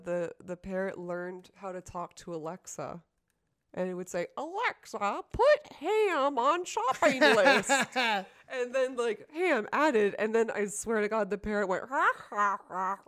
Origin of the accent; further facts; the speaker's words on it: Orlando, Florida, United States; it's coming from my hometown of Orlando. So it's Central Florida.